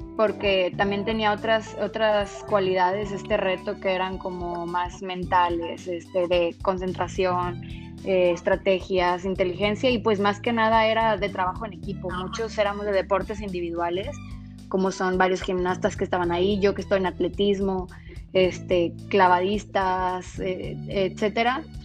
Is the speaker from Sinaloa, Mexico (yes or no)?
no; San Luis Potosí, Mexico; moved away as an adult; now in Monterrey, Mexico; soy originaria de San Luis Potosí, pero llevo siete años viviendo aquí en Monterrey, Nuevo León